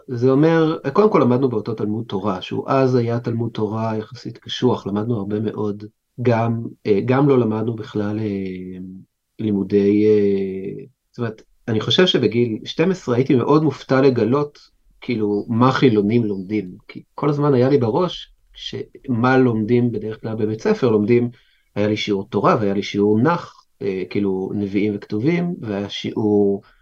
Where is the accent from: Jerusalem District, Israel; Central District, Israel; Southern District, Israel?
Jerusalem District, Israel; Jerusalem; נולדתי בקריית משה, זאת אומרת נולדתי בבית חולים, אובייסלי, אבל גדלתי בקריית משה עד גיל חמש, ואז עברתי להר נוף